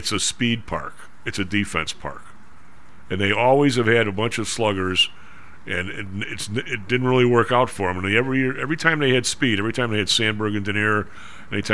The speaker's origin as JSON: {"language": "English", "town": "Chicago", "region": "Illinois", "country": "United States", "said": "I was coming from the South Side"}